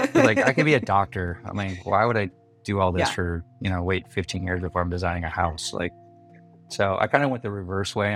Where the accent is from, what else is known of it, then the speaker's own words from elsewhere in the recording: Milford, Michigan, United States; also born or lived in Detroit, Michigan; now in San Diego, United States; I'm from Detroit and we were out in the boonies. We were in Milford, Michigan